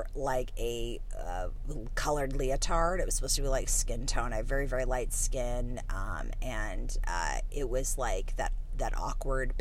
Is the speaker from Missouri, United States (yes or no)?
yes; St. Louis, Missouri, United States; I grew up in St. Louis, Missouri